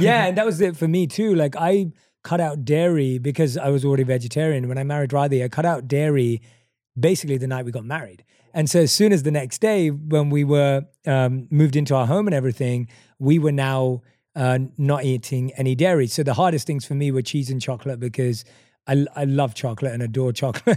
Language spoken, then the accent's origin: English; London, United Kingdom; the street where I grew up right now on Green Lanes